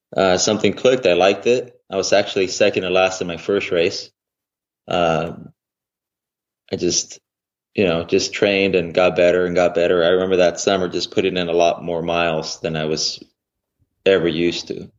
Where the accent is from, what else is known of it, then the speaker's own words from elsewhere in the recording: about 35 minutes from Fresno, California, United States; it was just about actually 35 minutes from my hometown